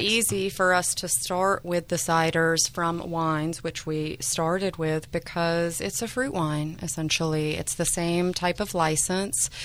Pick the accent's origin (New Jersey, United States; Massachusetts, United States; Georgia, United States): Georgia, United States; Savannah; moved away as an adult; now in Sebastopol, United States; I was born in Savannah, Georgia.